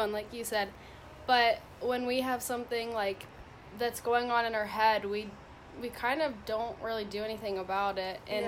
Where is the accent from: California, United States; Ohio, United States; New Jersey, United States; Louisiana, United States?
Ohio, United States; Mason; moved away; I'm from Mason, Ohio, which is about 20 minutes north of Cincinnati.